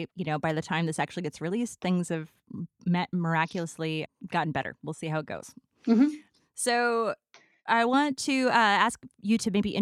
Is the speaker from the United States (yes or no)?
yes; Midwest, United States; as a Midwesterner